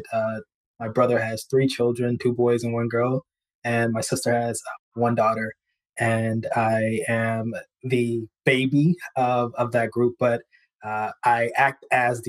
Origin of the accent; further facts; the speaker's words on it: East Texas, United States; moved away; I'm originally from East Texas